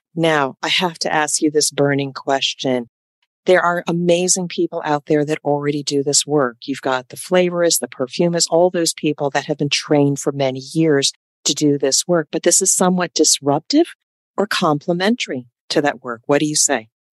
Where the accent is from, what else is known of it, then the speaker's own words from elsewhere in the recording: United States; also born or lived in New York; I'm from Jersey and New York